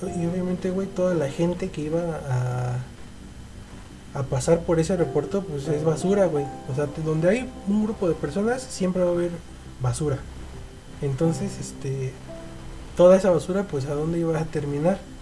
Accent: Mexico; nosotros como, mexicanos

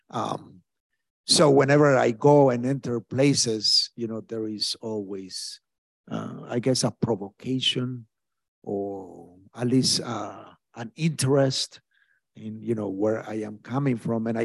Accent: Mexico; now in Brooklyn, United States; harassments by the cartels in my home country in Mexico.

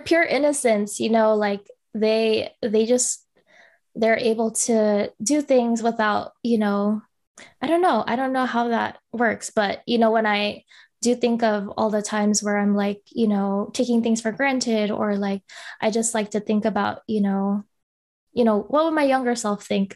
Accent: Bay Area, California, United States; I'm Filipino, um, born and raised here

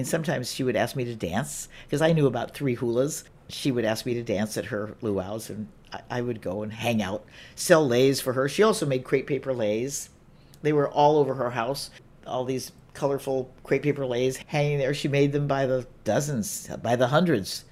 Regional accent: Hemet, California, United States; also born or lived in Wahiawa, Hawaii; I'm from Hemet, California, Hemet, San Jacinto

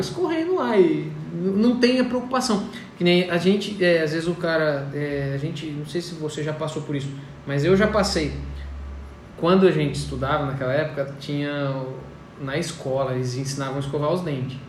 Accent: Colina, São Paulo, Brazil; Eu moro em Colina, nasci e fui criado em Colina

